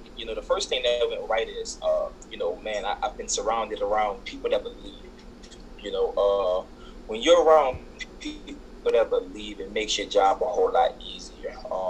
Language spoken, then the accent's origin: English; New Orleans, Louisiana, United States; Just like that said, man, I'm from New Orleans, Louisiana.